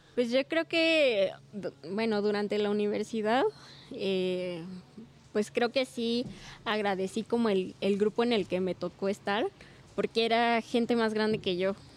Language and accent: Spanish; Pachuca, Hidalgo, Mexico; moved away as an adult; now in Tulancingo, Mexico; Yo soy originaria de Pachuca